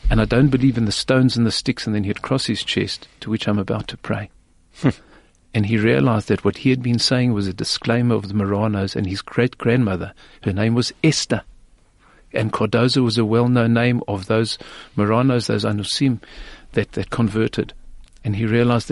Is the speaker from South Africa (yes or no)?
yes; South Africa; I'm from South Africa